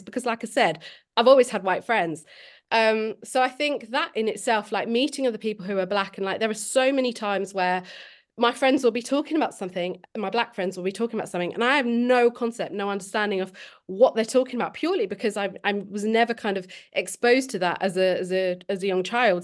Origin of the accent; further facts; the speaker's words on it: Milton Keynes, South East England, United Kingdom; moved away as an adult; also born or lived in London; now in Sheffield, United Kingdom; I was born in London um, and I was adopted in Milton Keynes. So I've grown up in Milton Keynes, um, but I've lived in Sheffield since I was about 18